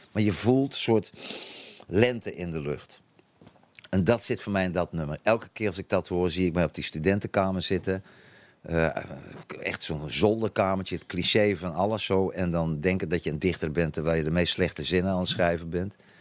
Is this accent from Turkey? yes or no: no; Netherlands; first language Dutch; moved away as an adult; also born or lived in Utrecht / Antwerp / South Africa; now in Belgium; als Nederlander